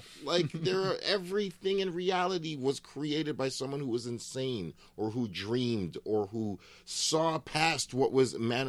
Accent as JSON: {"language": "English", "town": "Edmonton", "region": "Alberta", "country": "Canada", "tie": "born or raised there", "also_born_or_lived": "Ottawa / Fort McMurray / Toronto", "said": "We were in many different cities. I grew up in Edmonton and Ottawa and Fort McMurray and Toronto."}